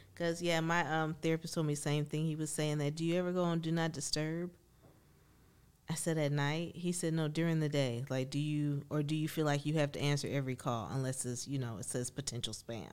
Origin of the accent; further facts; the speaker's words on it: Benton Heights, Michigan, United States; growing up in Ben Heights